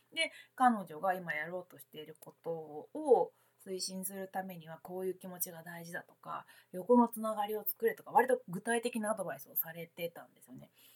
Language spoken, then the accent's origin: Japanese; Kansai, Japan; moved away as an adult; now in Tokyo, Japan; 私関西の人間で、まあ、あれ大学卒業後社会人になってから東京に来たので